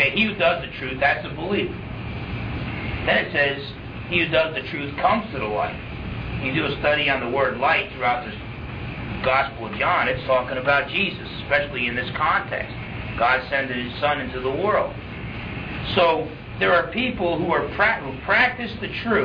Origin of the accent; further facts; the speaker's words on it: New Jersey, United States; I grew up in New Jersey, half Portuguese, half Italian